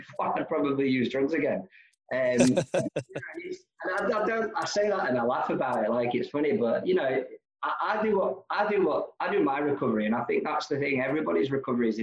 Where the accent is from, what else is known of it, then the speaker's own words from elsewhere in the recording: Nenagh, Munster, Ireland; also born or lived in London; now in Glasgow, United Kingdom; I was born in Ireland, a place called Nina, in County Tipperary